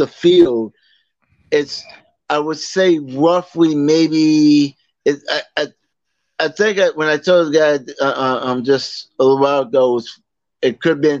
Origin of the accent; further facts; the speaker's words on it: Boston, Massachusetts, United States; moved away as an adult; now in Virginia, United States; That's where I'm from originally. I'm from Boston. I'm from West Roxbury, actually